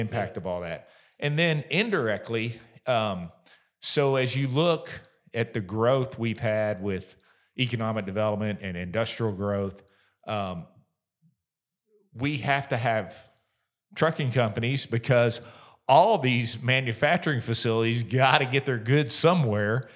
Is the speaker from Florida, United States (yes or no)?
yes; Florida, United States; moved away as an adult; also born or lived in Kentucky; now in Bowling Green, United States; we were actually living in my home state of Florida